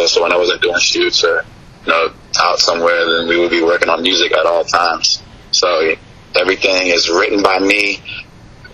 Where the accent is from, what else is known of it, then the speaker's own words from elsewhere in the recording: Virginia, United States; moved away as an adult; also born or lived in Washington, D.C.; now in Miami, United States; I'm actually from Virginia. I've lived in Virginia, like, basically all my life.